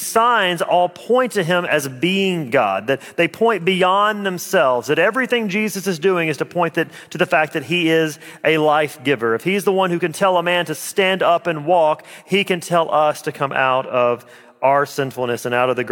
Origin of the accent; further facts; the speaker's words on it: Alabama, United States; moved away as an adult; also born or lived in Jamaica Plain, Boston; now in Boston, United States; I'm from Alabama.